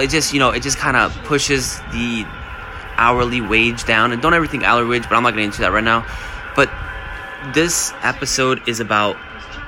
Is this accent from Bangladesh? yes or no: no; Bosnia & Herzegovina; moved away; also born or lived in Germany; I'm from Bosnia